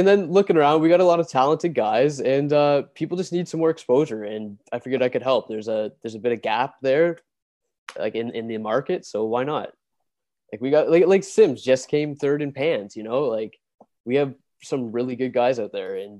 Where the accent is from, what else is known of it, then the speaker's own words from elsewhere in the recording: Waterdown, Ontario, Canada; Waterdown's my hometown